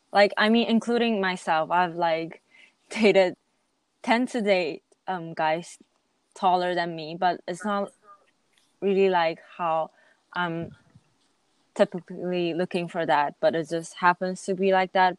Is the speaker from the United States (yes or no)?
no; Japan; also born or lived in Taiwan; i'm 100% taiwanese but i mostly spend my childhood or i can say that like i spend more than half of my lifetime living in japan